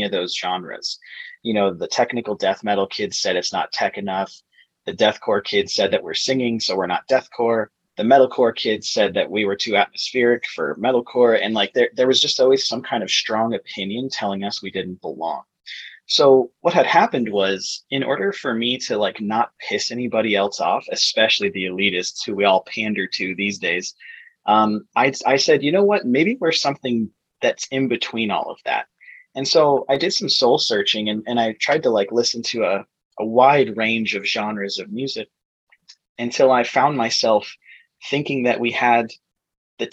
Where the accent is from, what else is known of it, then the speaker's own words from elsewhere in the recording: Arizona, United States; also born or lived in Flagstaff, Arizona; we're also from Arizona, and we now live in the Phoenix greater area